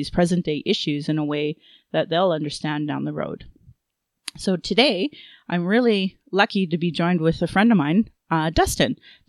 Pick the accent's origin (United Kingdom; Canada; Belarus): Canada; Calgary, Alberta; I was born in Calgary.